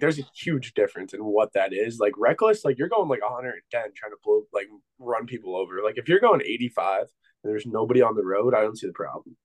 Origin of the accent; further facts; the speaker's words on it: Pennsylvania, United States; I'm from Pennsylvania.